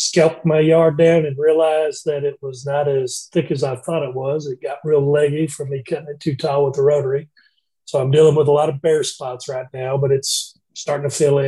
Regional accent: Georgia, United States; now in Alabama, United States; I'm originally from Georgia

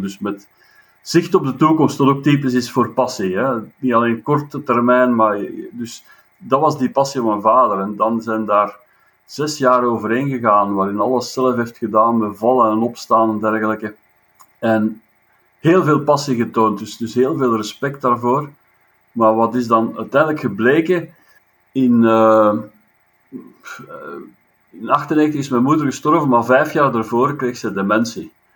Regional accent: a village 6 km from Leuven, Flanders, Belgium; in het dorpje waar ik geboren ben, en bijsem op 6 kilometer van Leuven

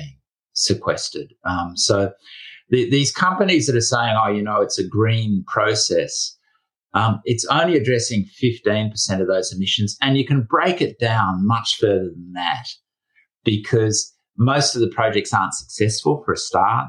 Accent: Australia; my home country of Australia

